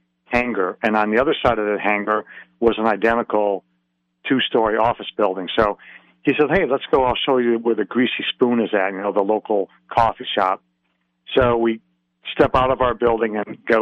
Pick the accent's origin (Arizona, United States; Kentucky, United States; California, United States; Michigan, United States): Michigan, United States; Detroit; I can remember growing up in Detroit